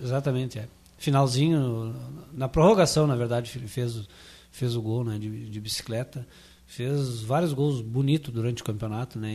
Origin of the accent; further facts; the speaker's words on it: Brazil; also born or lived in Glória; eu, na verdade, sou oriundo do Iguatemi, né? Estância da Figueira, Iguatemi, por aquela região.